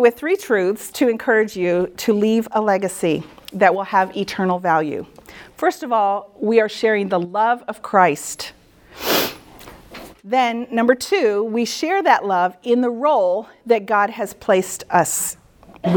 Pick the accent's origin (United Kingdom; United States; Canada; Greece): United States; Midwest; moved away as an adult; also born or lived in New England; I'm a Midwesterner